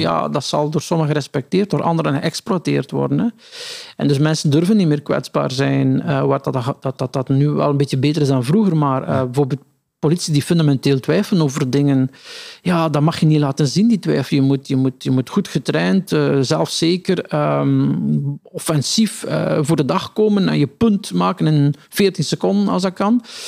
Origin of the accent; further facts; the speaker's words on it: Meulebeke, Flanders, Belgium; now in Ghent, Belgium; mijn geboortedorp Mullebeek